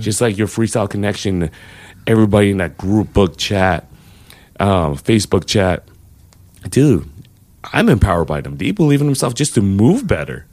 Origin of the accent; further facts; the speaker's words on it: Los Angeles, California, United States; moved away as an adult; now in San Francisco, United States; I know I'm from L